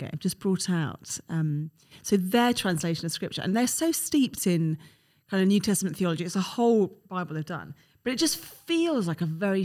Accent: London, United Kingdom; I'm a Londoner

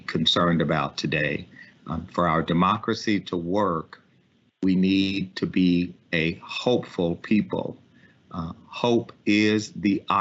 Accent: Ames, Texas, United States; also born or lived in Lafayette, Louisiana; I was born in the Charity Hospital in Lafayette, Louisiana, and we moved to Liberty County in East Texas. And I grew up in a small town called Ames, Texas, population 1,010.

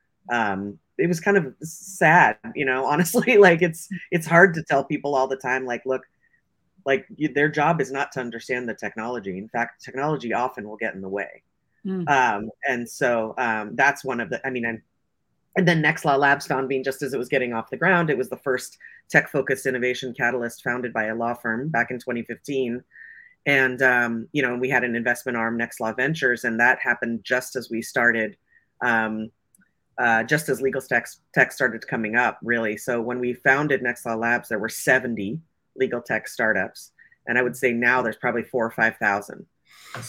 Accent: Silicon Valley, California, United States; I grew up here in Silicon Valley.

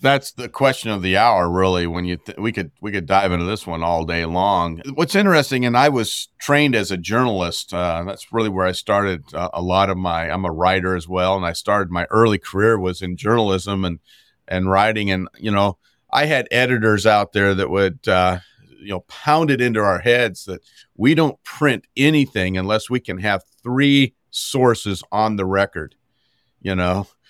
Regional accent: Montana, United States; as a Montanan, gro-, growing up in Montana

